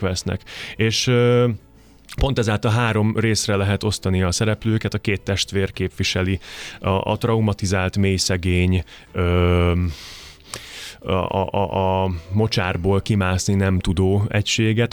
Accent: Košice, Košice Region, Slovakia; first language Hungarian; moved away as an adult; also born or lived in Komárno, Slovakia / Budapest, Hungary; now in Tata, Hungary; Kassára, nekem az a szülővárosom

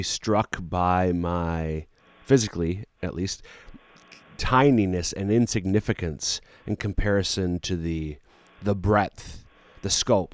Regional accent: central Minnesota, United States; moved away; my hometown in central Minnesota

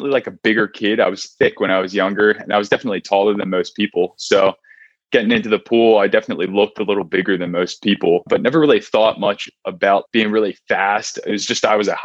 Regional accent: Montgomery County, outside Philadelphia, Pennsylvania, United States; moved away as an adult; also born or lived in Berkeley, California; I grew up right outside of Philadelphia in Montgomery County

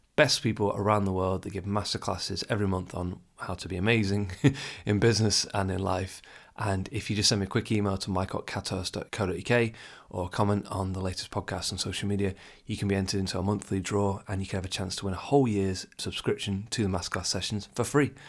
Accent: England, United Kingdom; I'm English

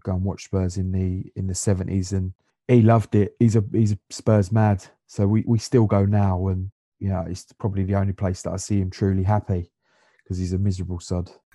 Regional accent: London, United Kingdom; also born or lived in Sidcup; I was born in King's College Hospital, which is just up the road from Dudley Jamlett Football Club. Um, so I was, I'm a Camp War boy originally. Um, I lived there until I was ten

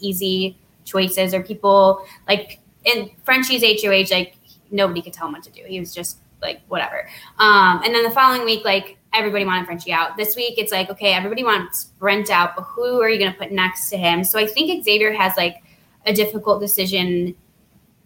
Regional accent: Naperville, Illinois, United States; she's from my hometown. We're both from Naperville.

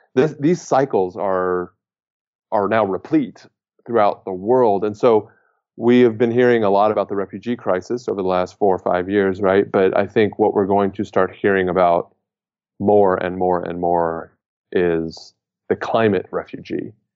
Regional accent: United States; as an American

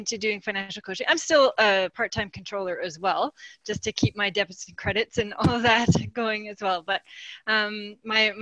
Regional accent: Saskatchewan, Canada; moved away as an adult; now in Calgary, Canada; I grew up in Saskatchewan. I knew I wanted to be an accountant, so I came to Calgary

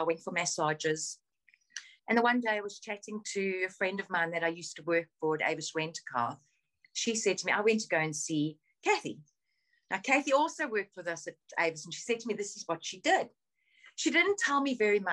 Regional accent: South Africa; moved away as an adult; now in United Kingdom; So I grew up in South Africa. I was born in South Africa. I moved back here in January 2016

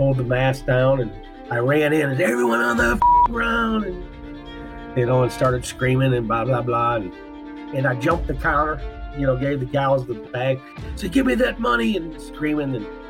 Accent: Cedar Rapids, Iowa, United States; I am from Cedar Rapids, Iowa, and I was born August of 1965. We lived on the outskirts of town with like a little farm, country-style home.

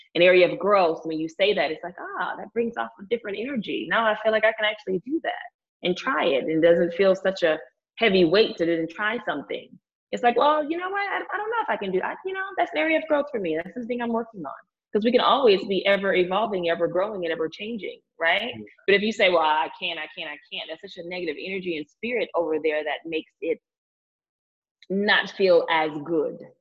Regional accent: Lake Charles, Louisiana, United States; moved away; also born or lived in Houston, Texas; I'm from Lake Charles, Louisiana

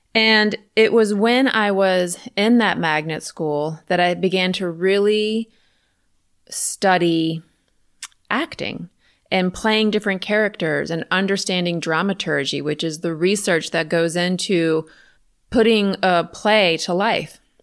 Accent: Richmond, Virginia, United States; I'm from Richmond, Virginia, so the other side of the city

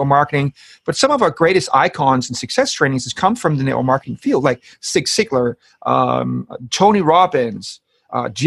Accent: Denmark; moved away as an adult; now in London, United Kingdom; So I'm from Denmark, and I have my family in Denmark.

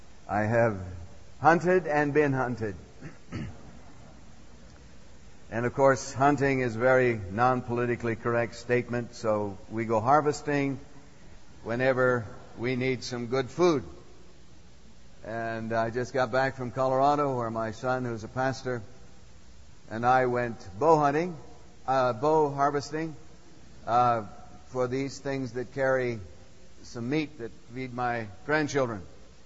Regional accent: Assam, India; But I was raised up in Assam, northeast area of India, some 800 miles northeast of Calcutta. And I had the privilege of being raised in the jungles up there.

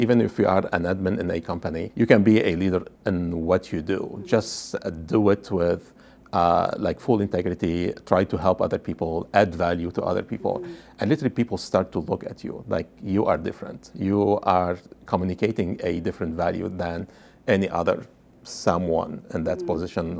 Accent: Lebanon; moved away as an adult; When I came from Lebanon, I had an MBA and said, maybe I will find a good job

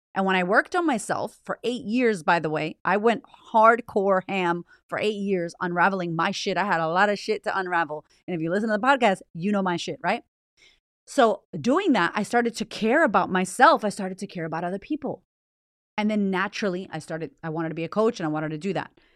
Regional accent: United States; moved away as an adult; also born or lived in Boston; now in Australia; I'm American

